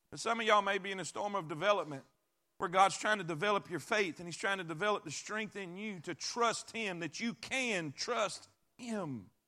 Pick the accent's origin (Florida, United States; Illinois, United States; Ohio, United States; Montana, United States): Florida, United States; I grew up in Florida my whole life